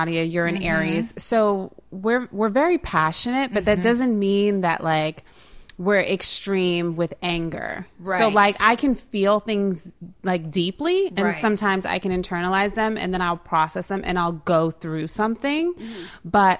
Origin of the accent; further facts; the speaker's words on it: New York, United States; Born and raised, but my accent is, like, ridiculous because my mom has a very strong Puerto Rican, like, Bronx accent.